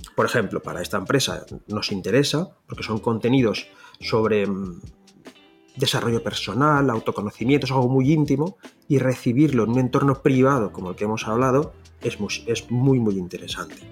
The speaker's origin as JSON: {"language": "Spanish", "town": "Valencia", "region": "Valencian Community", "country": "Spain", "first_language": "Valencian", "second_language": "Spanish", "said": "yo soy de Valencia y mi lengua nativa es el valenciano"}